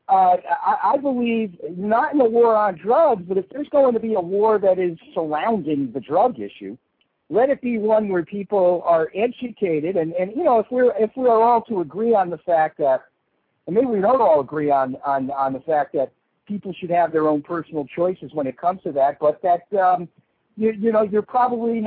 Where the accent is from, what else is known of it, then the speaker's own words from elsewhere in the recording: South Florida, United States; I grew up in South Florida during this period of time where all the drugs were coming in through here.